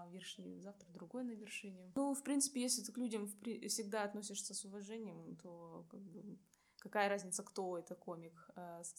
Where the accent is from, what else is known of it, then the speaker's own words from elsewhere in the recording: Buryatia, Russia; now in Saint Petersburg, Russia; Вот, я бурятка.